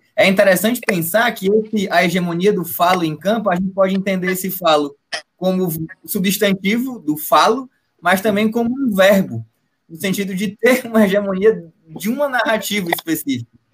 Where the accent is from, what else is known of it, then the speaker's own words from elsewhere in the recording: Northeast Region, Brazil; Eu, enquanto nordestino